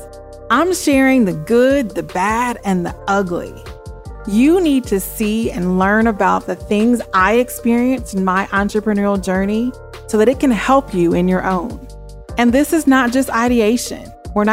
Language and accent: English; Springfield, Missouri, United States; moved away as an adult; also born or lived in Memphis, Tennessee; I was born and raised in Springfield, Missouri, to very strict parents